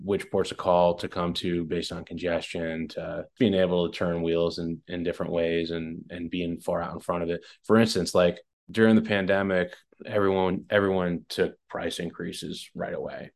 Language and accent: English; West Long Branch, New Jersey, United States; I grew up in Jersey